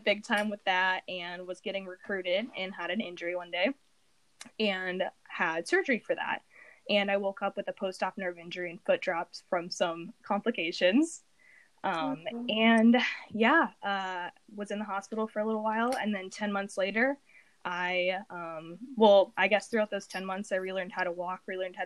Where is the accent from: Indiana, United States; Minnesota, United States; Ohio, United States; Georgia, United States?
Indiana, United States; I'm from Indiana, like Will